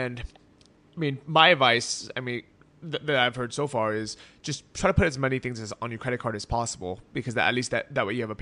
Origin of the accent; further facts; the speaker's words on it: California, United States; I'm a sole proprietorship in California, my home state